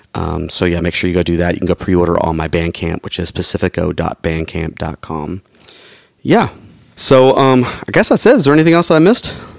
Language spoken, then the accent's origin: English; Atlanta, Georgia, United States; my hometown, Atlanta, Georgia